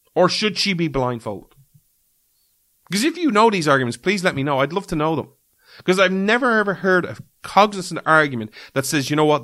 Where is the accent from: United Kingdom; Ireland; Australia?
Ireland; as an Irishman